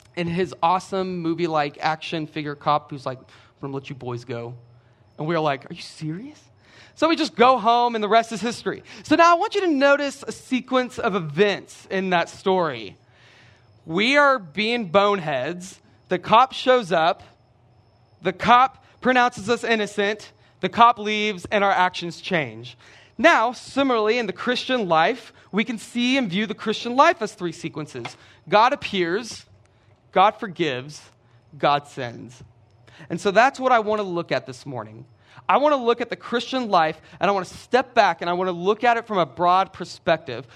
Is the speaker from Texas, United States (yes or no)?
yes; Brenham, Texas, United States; I'm from Brenham. Brenham is about forty-five minutes down the road